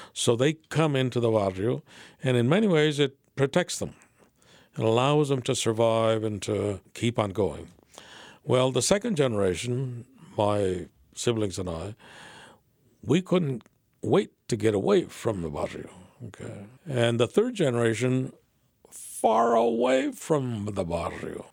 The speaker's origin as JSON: {"language": "English", "area": "San Fernando Valley", "region": "California", "country": "United States", "tie": "born or raised there", "said": "I grew up in the San Fernando Valley, and I grew up in a barrio"}